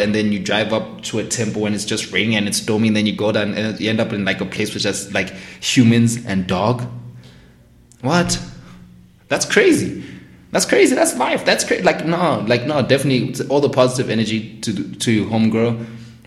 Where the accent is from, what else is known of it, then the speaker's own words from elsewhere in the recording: South Africa; speaking as a South African in SA